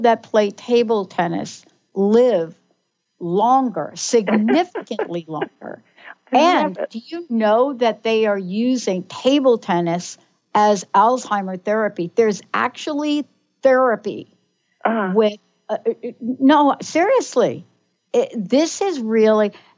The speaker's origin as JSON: {"language": "English", "region": "New York", "country": "United States", "tie": "born or raised there", "said": "I grew up in the East Coast, mm-hmm. grew up in New York, early childhood Catholic"}